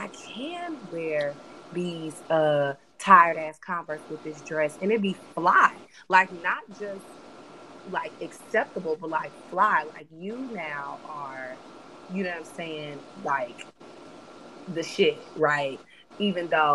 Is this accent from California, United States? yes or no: yes; Oakland, California, United States; I grew up in Oakland.